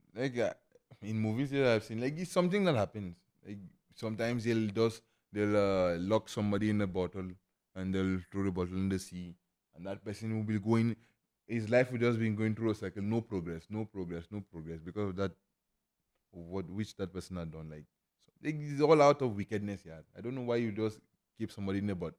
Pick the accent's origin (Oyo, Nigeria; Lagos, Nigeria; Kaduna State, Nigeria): Lagos, Nigeria; moved away as an adult; also born or lived in Imo State, Nigeria; now in Lucknow, India; I grew up, born and brought up in Lagos.